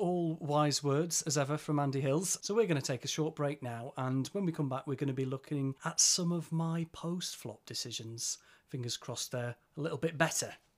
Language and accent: English; Yorkshire and the Humber, United Kingdom; I'm from Yorkshire.